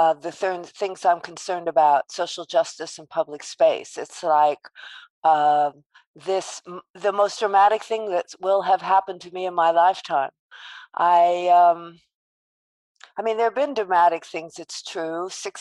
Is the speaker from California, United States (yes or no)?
yes; Los Angeles, California, United States; accent: New York; since I think I have a New York accent at this point, that I was born in Los Angeles and I am a beach girl as a young person.